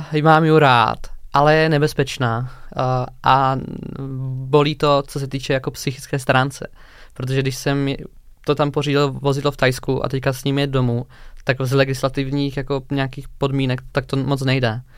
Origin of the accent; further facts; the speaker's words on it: Hranice, Olomouc Region, Czechia; k nám domů do Hraní za Moravy